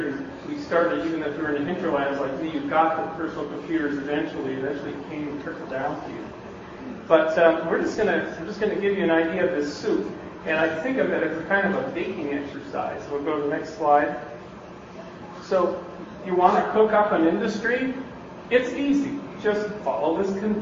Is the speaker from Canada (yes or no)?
yes; Canada; moved away as an adult; now in Bay Area, United States; I'm from Canada